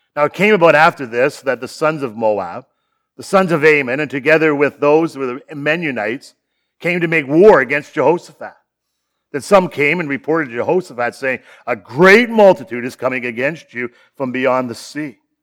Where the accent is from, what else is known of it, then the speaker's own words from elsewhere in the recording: Sarnia, Ontario, Canada; also born or lived in Chicago; born and raised in Sarnia, just down the road